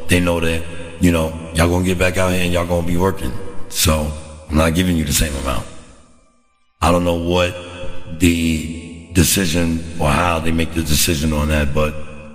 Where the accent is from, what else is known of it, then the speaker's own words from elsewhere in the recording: United States; as an American citizen